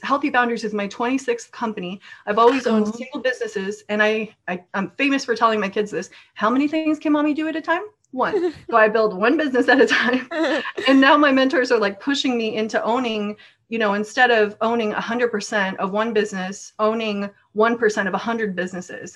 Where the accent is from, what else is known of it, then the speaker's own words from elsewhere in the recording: Norway; now in United States; I was raised in Norway, but I'm American based now.